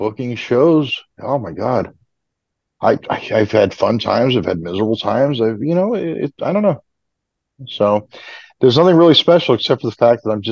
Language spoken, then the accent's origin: English; Southern California, United States; now in Southeast, United States; I grew up in Southern California. I'm a native.